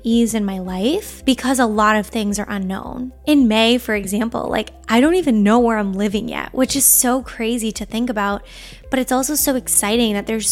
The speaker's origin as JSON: {"language": "English", "area": "Long Island", "region": "New York", "country": "United States", "tie": "born or raised there", "said": "I grew up on Long Island"}